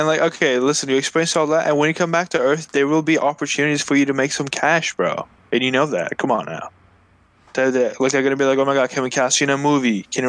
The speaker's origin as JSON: {"language": "English", "region": "Alabama", "country": "United States", "said": "No, I'm from Alabama. I'm from Alabama."}